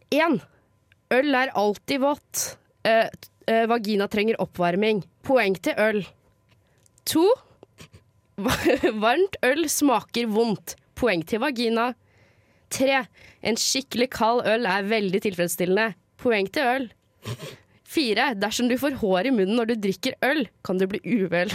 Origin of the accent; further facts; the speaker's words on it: Lørenskog, Akershus, Norway; jeg kommer fra Lørenskog, som er rett utenfor eh, Oslo